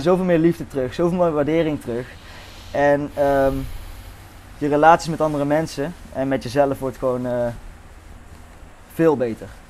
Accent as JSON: {"language": "Dutch", "country": "Netherlands", "tie": "born or raised there", "said": "geboren in Nederland"}